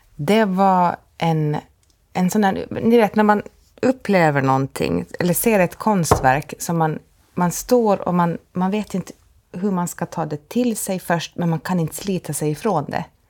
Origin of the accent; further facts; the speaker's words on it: Åland Islands; som ålänning